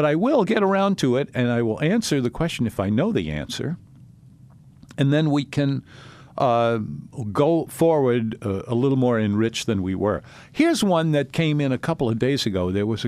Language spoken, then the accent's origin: English; New Orleans, Louisiana, United States; I grew up in the Treme section, and so we were kind of in the middle of all of that, and it all seemed normal to us, and it was.